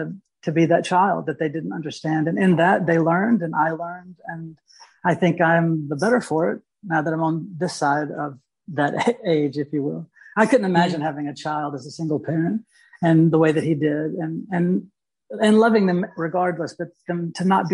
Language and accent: English; Louisville, Mississippi, United States; also born or lived in Charleston, South Carolina / Bloomington; I grew up in Mississippi